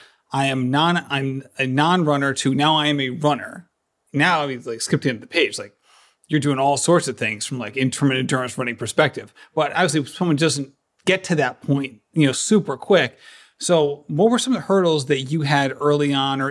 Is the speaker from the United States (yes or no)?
yes; Barrington, Rhode Island, United States; I'm actually from a little town